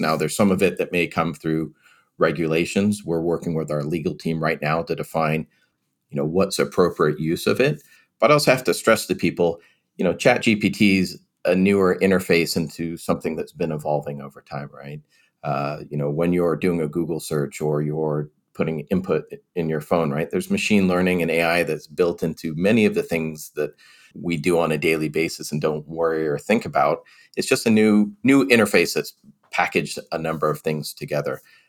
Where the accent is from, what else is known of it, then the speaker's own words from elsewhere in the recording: England, United Kingdom; also born or lived in California; now in United States; Now, so I am originally from England, so my parents would probably say data.